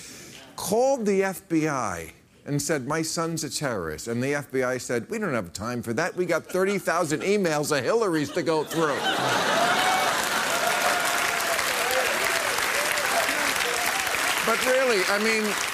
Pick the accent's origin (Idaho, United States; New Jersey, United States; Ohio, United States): New Jersey, United States; moved away; this is my home state